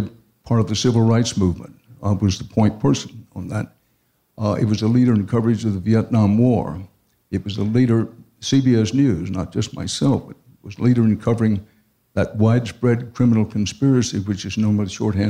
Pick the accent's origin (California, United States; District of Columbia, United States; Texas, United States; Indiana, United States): Texas, United States; moved away as an adult; also born or lived in New York; I grew up in Texas